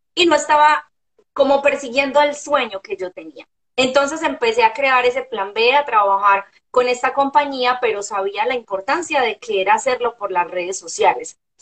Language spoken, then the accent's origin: Spanish; Medellín, Antioquia, Colombia; moved away as an adult; now in Orlando, United States; soy una mujer colombiana nacida eh, en la ciudad de Medellín Ahora eh, soy una mujer casada, vivo en Orlando, Florida, hace tres años